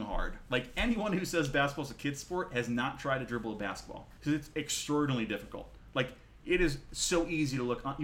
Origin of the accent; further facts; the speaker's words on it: Vermont, United States; I'm from Vermont.